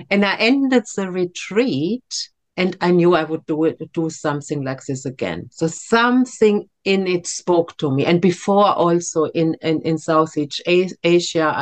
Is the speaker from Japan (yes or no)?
no; Germany; moved away as an adult; also born or lived in France / India; now in Devon, United Kingdom; I grew up in Germany